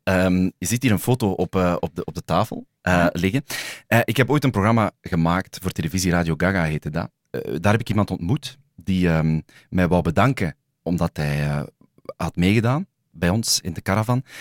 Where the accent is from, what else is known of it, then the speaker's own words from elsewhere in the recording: Sint-Niklaas, Flanders, Belgium; in mijn geboortestad, Sint-Niklaas